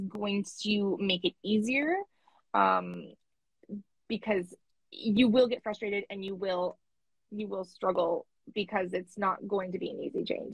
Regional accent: Canada; I'm Canadian

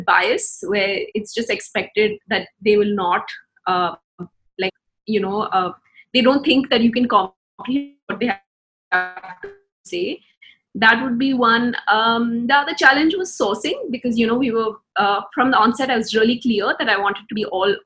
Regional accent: India; Growing up in India

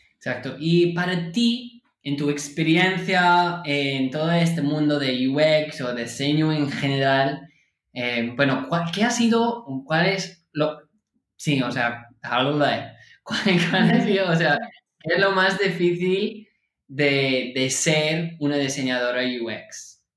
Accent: California, United States; yo nací en California

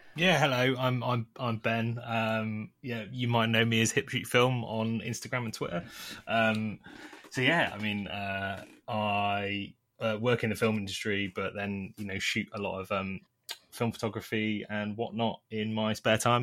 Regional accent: Nottingham, East Midlands, United Kingdom; now in London, United Kingdom; I grew up originally in Nottingham

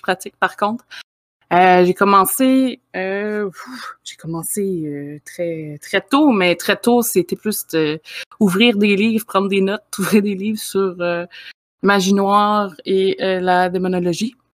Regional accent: Quebec, Canada; je suis euh, du Québec aussi

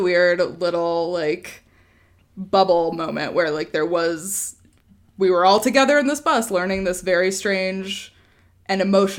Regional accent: Wyoming, United States; moved away; also born or lived in Chicago; we grew up in Wyoming

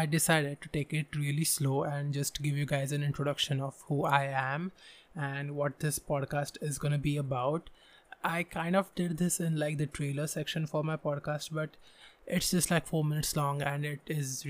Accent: Pune, Maharashtra, India; I was born in a different town, but I literally grew in this town.

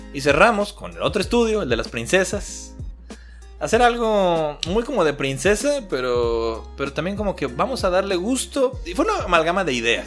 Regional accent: Mexico; yo que soy mexicano

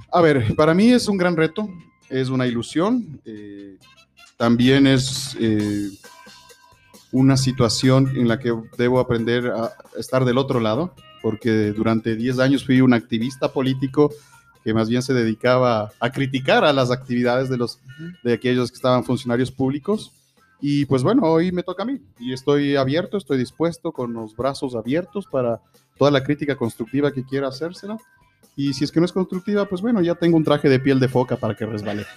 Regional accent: Ecuador

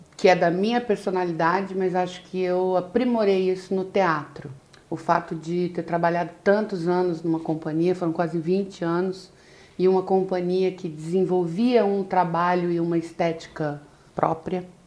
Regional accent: Londrina, Paraná, Brazil; moved away as an adult; also born or lived in São Paulo; now in Rio de Janeiro, Brazil; eu comecei, como você falou, em Londrina, Paraná, e lá eu fiquei por muitos anos. Eu só saí de lá em 98, já vai fazer 20 anos que eu tô aqui no Rio

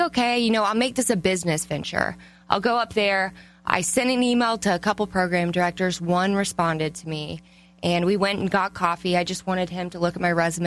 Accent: Atlanta, Georgia, United States; moved away as an adult; also born or lived in Nashville; I am originally from Atlanta, Jeff Francoeur High School, Parkview High School, right by Stone Mountain

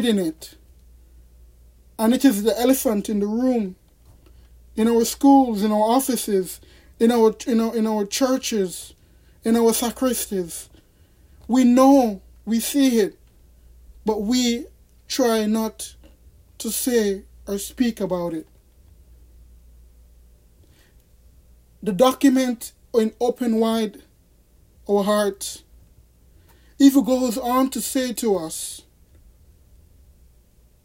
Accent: Jamaica; now in United States; I am a Jamaican citizen. I was born in Jamaica, and I continue today, at this moment in 2020, to remain a Jamaican citizen

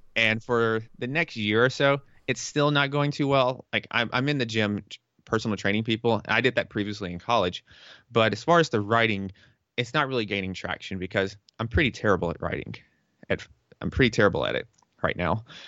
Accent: the South, United States; moved away as an adult; also born or lived in New York; I'm from the South.

